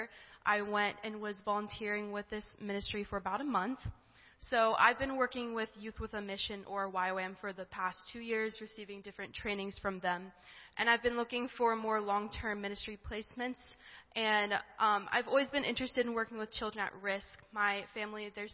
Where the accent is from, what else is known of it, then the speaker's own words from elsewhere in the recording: Delaware, United States; I am from Delaware.